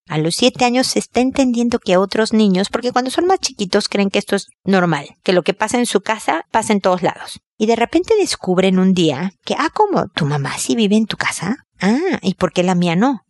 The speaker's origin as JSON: {"language": "Spanish", "country": "Mexico", "said": "como decimos en México"}